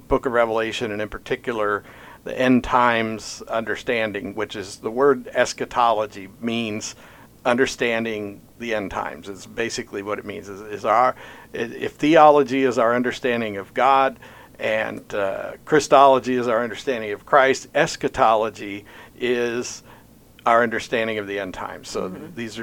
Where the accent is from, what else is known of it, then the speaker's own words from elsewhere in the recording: Pittsburgh, Pennsylvania, United States; also born or lived in Oklahoma; now in Jasper, Indiana, United States; I came to Oklahoma after growing up in Pittsburgh, Pennsylvania